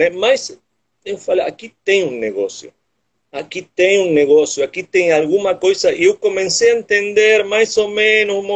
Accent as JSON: {"language": "Portuguese", "country": "Argentina", "also_born_or_lived": "Ilhabela, Brazil", "second_language": "Portuguese", "moved": "as an adult", "lives_now": "Morro de São Paulo, Brazil", "said": "eu sou argentino viciado por ilhas."}